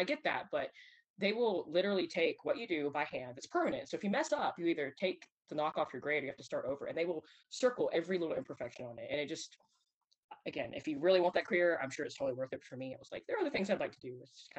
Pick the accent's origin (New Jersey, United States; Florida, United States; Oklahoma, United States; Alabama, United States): Alabama, United States; And I told them, they're like, wait, you're from Alabama.